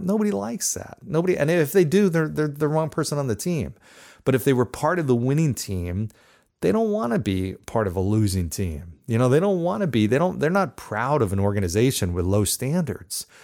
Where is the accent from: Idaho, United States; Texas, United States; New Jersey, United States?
New Jersey, United States; I grew up in New Jersey